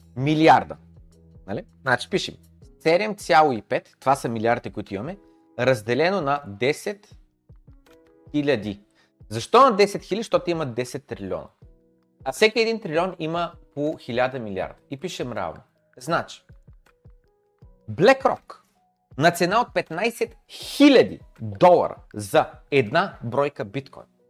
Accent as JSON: {"language": "Bulgarian", "country": "Bulgaria", "said": "Всички сме бедни българи, човек. Ние сме в България"}